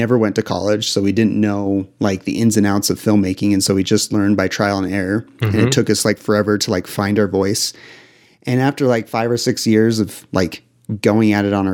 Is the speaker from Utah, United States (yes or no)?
yes; Utah, United States; I grew up in Utah